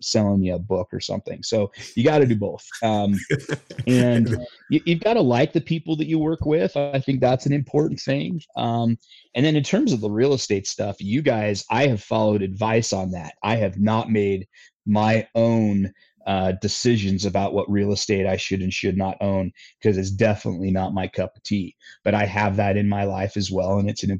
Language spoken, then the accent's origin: English; Utah, United States; My home state of Utah